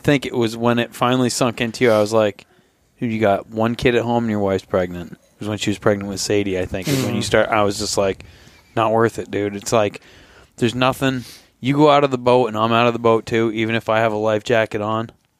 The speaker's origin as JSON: {"language": "English", "region": "Vermont", "country": "United States", "moved": "yes", "lives_now": "Fairbanks, United States", "said": "I'm from Vermont."}